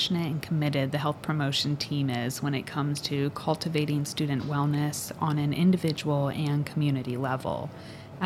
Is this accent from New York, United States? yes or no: no; Northern Virginia, United States; moved away as an adult; also born or lived in North Carolina / Shenandoah Valley, Virginia; now in Syracuse, United States; I am originally from Northern Virginia, just outside of Washington, D.C.